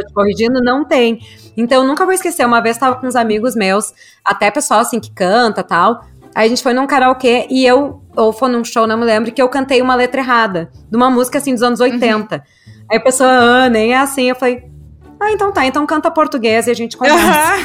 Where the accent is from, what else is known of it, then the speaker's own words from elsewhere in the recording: Brazil; moved away; eu, como brasileira